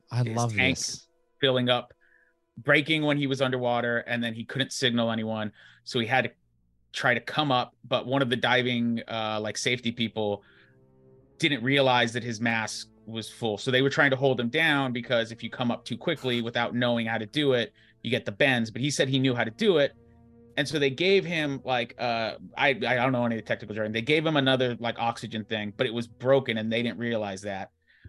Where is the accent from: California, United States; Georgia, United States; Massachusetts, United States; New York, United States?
California, United States; Whittier; I'm from Whittier, mm-hmm. which is LA, but it's LA County.